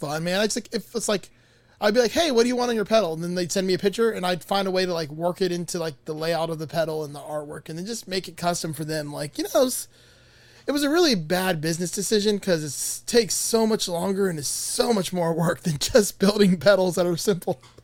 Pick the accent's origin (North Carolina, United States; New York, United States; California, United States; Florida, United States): Florida, United States; Miami; I'm from Miami, born and raised